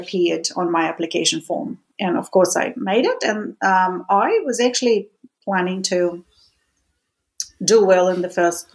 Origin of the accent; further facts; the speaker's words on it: Russia; moved away; Being Russian and growing up in Russia